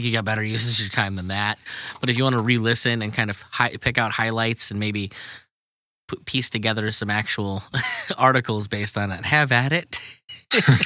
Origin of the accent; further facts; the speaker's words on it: New York, United States; I grew up in New York